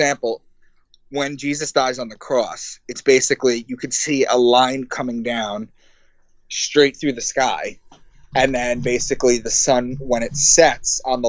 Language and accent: English; Long Island, New York, United States; I did that because I'm from Long Island.